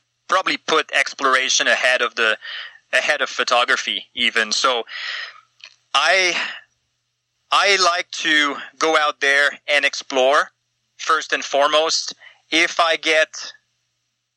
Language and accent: English; Eastern Canada, Canada; moved away; I'm from Eastern Canada, and I came out to check out the mountains like every Easterner does at some point in their teenage years